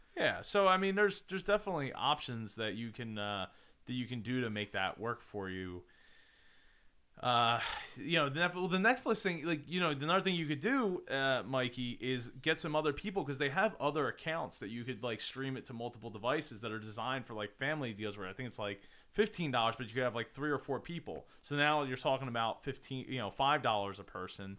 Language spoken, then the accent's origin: English; New Jersey, United States